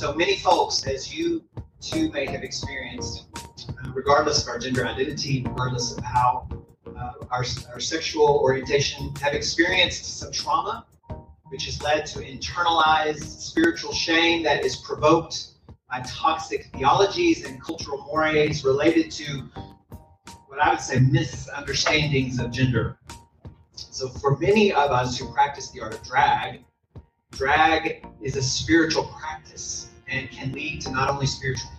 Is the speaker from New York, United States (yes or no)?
no; Oakland, California, United States; also born or lived in Dallas, Texas; I hail from Oakland, California, by way of Dallas, Texas